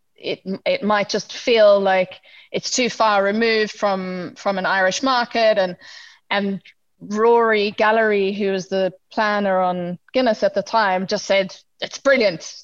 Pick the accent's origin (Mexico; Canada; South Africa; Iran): South Africa; we are South African